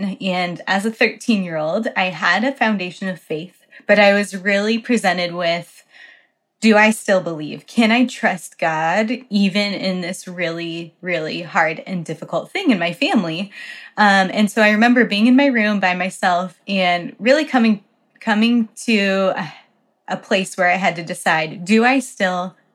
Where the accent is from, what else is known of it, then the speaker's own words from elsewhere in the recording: Colorado, United States; moved away as an adult; also born or lived in Poland; my church where I grew up in Colorado supported JV missionaries.